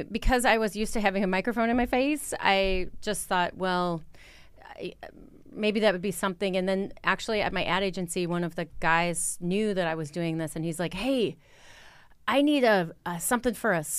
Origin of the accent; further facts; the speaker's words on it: Wisconsin, United States; people can still hear that I'm from Wisconsin.